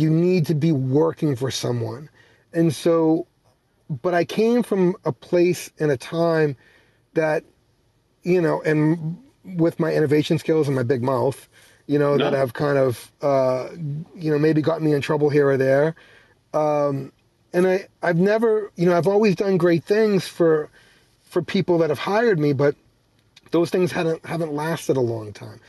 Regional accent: Boston, Massachusetts, United States; I grew up in Boston, in the streets of Boston.

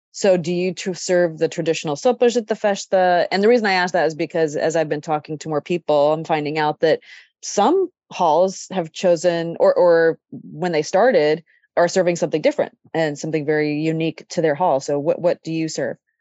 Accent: Sacramento, California, United States; I grew up in Sacramento

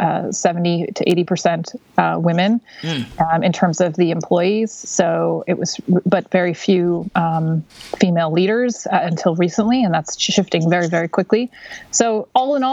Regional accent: Florida, United States; I grew up in Florida and had these ducks in my backyard

